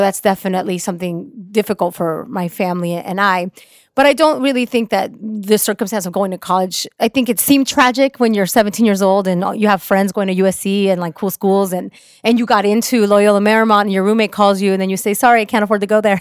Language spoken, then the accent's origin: English; Orange County, California, United States; also born or lived in Mexico; I'm a Mexican immigrant that came to the country when I was four years old. I grew up in Orange County, which is very conservative